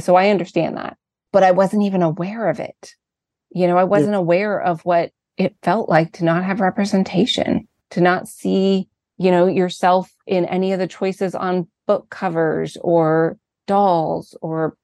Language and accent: English; Martinez, California, United States; I grew up in a small town. I grew up in Martinez, in California.